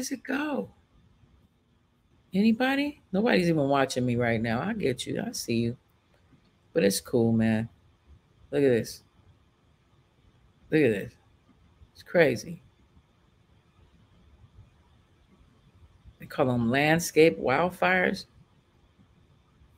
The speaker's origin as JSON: {"language": "English", "town": "Chicago", "region": "Illinois", "country": "United States", "also_born_or_lived": "Los Angeles, California", "moved": "yes", "said": "I'm from Chicago, but I mostly lived in LA."}